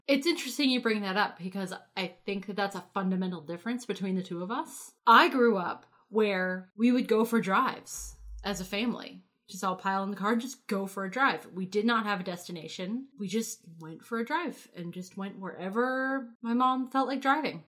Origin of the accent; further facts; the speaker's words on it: Connecticut, United States; in my hometown